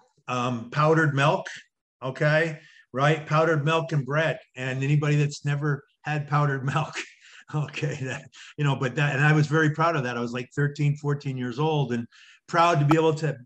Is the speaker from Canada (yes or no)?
yes; Thunder Bay, Ontario, Canada; I was born and raised in a community called Thunder Bay, Ontario